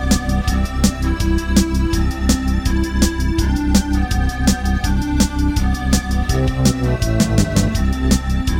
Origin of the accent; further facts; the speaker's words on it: Australia; I'm Australian